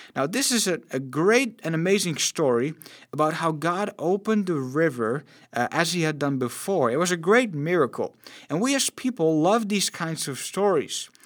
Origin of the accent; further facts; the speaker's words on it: Netherlands; I'm born and raised in the Netherlands